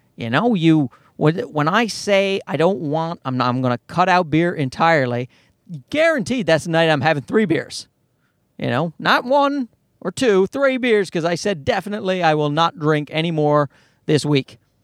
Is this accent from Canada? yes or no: yes; Newfoundland and Labrador, Canada; I grew up in Newfoundland, and Newfoundland's an East Coast part of Canada